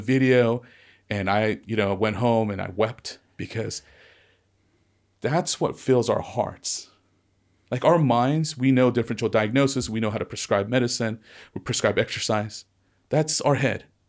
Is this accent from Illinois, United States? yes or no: no; Ventura County, California, United States; I was into skateboarding and surfing growing up in Ventura County